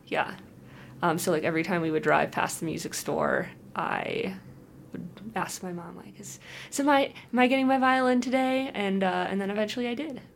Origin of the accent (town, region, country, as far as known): Holland, Michigan, United States; born or raised there; moved away